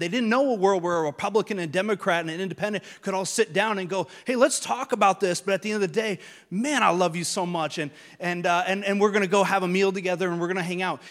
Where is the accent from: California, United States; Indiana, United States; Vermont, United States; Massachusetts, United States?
Vermont, United States; moved away as an adult; also born or lived in Long Island, New York; I'm from Vermont, which is not a very diverse place.